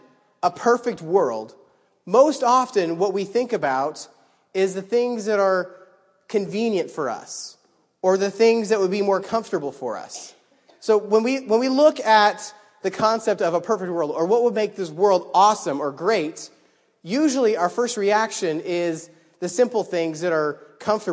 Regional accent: Idaho, United States; now in New York, United States; I grew up in Idaho

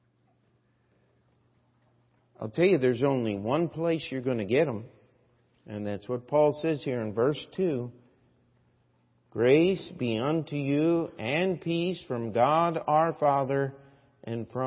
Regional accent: United States; as an American

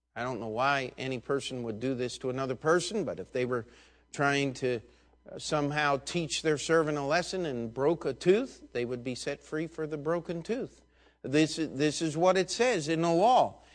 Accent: United States

